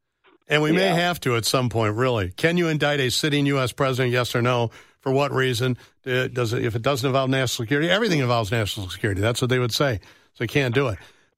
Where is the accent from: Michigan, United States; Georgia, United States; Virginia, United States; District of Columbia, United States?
Michigan, United States; Holland; I grew up in Hollow, Michigan